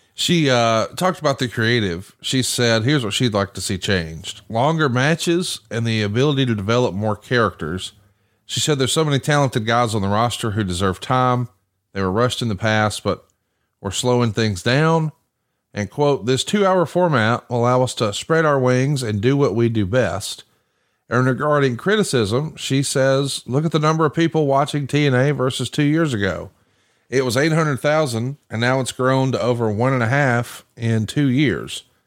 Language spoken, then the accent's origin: English; Alabama, United States; I'm from Alabama, and that's not a phrase I'm familiar with down here